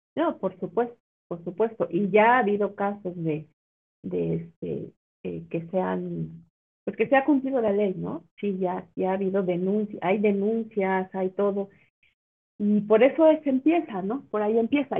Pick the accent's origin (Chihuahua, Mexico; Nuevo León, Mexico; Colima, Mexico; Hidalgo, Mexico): Hidalgo, Mexico; Pachuca; yo nací y crecí en Pachuca, en Pachuca Hidalgo